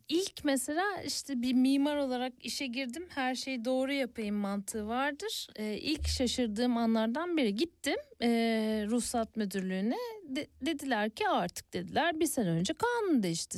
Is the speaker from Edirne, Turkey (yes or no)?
no; Ereğli, Zonguldak, Turkey; moved away; also born or lived in Istanbul; ben orada doğup büyüdüm